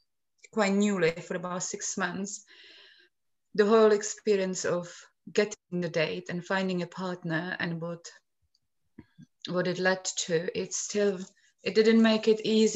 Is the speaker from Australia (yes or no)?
no; Czechia; moved away; I come from Czech Republic